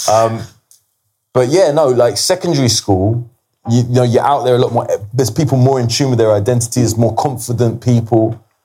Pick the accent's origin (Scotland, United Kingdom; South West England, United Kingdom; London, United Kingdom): London, United Kingdom; I grew up in Kilburn